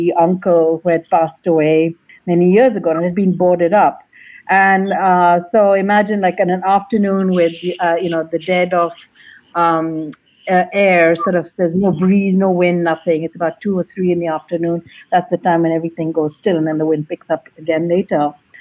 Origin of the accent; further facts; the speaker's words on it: Kuwait; But in brief, I was I grew up and lived in Kuwait for a long time.